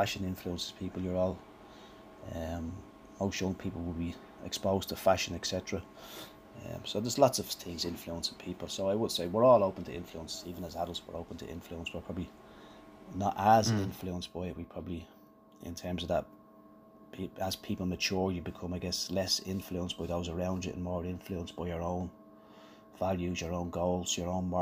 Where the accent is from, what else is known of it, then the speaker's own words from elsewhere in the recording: Ireland; we're Irish